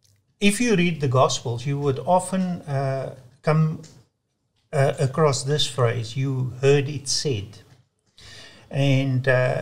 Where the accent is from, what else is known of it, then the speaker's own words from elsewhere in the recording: South Africa; I was brought up in the Dutch Reformed Church. And in South Africa, it's very much part of the Afrikaans culture.